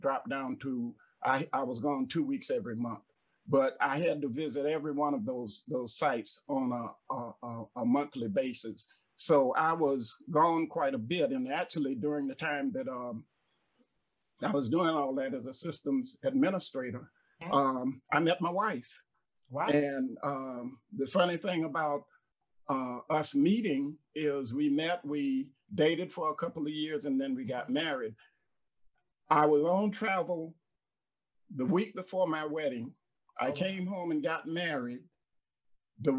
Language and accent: English; Jacksonville, Florida, United States; moved away as an adult; also born or lived in Kingston, New York / Boca Raton, Florida; now in Allendale, South Carolina, United States; I'm originally born and raised in Jacksonville, Florida.